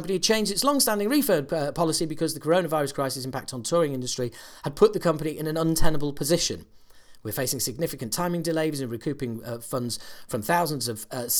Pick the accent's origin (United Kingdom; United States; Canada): United Kingdom; us Brits